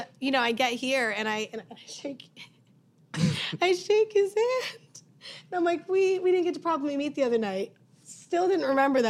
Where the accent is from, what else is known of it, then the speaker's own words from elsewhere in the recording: Massachusetts, United States; was from Massachusetts, from my hometown.